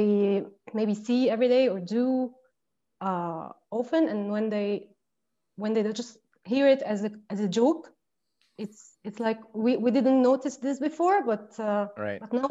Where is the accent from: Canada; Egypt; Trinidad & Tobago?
Egypt; Cairo, Cairo Governorate; I'm from Cairo, Egypt